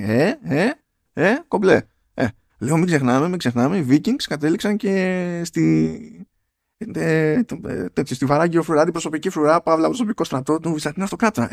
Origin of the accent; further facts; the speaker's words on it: Greece; στα πιο ανατολικά. Πιο, στα μέρη μας